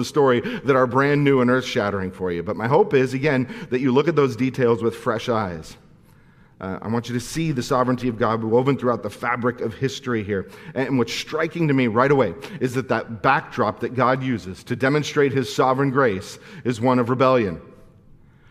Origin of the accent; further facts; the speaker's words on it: Santa Clarita, California, United States; I'm from Santa Clarita